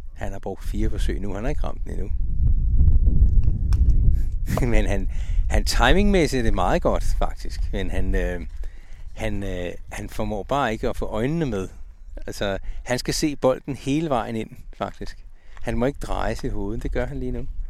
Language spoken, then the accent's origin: Danish; Ølstykke, Capital Region of Denmark, Denmark; hjemme i Ølstykke